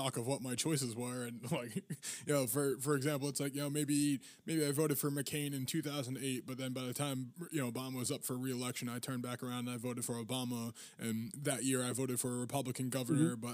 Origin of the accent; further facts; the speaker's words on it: Massachusetts, United States; I'm from Massachusetts